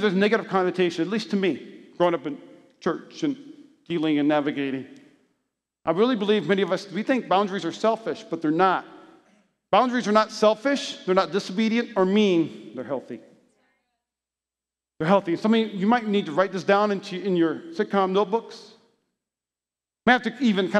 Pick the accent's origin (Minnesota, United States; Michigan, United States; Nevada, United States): Nevada, United States; Las Vegas; I'm from Las Vegas. I'm a Nevadian